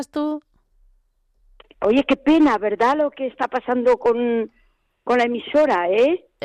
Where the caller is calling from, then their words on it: Toledo, Castilla-La Mancha, Spain; Hola, buenas tardes. … … de Toledo.